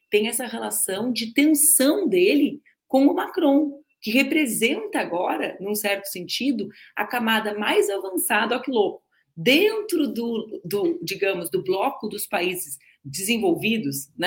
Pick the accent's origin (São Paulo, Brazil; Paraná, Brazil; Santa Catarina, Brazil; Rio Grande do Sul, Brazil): Rio Grande do Sul, Brazil; Rio Grande; Eu também cresci em Rio Grande, é mais um ponto em comum nosso, comendo moeda, moeda de queijo e bomba na confeitaria Hollywood.